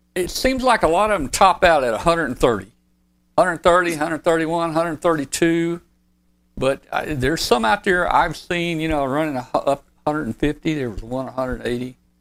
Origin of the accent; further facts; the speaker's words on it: Arkansas, United States; Arkansas is my home state.